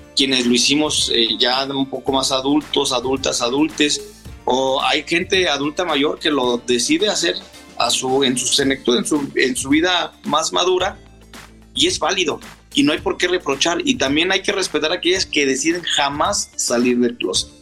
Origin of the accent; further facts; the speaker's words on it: Saltillo, Coahuila, Mexico; moved away as an adult; now in Aguascalientes, Mexico; yo soy originaria de Saltillo, Coahuila, tengo 12 años viviendo en Aguascalientes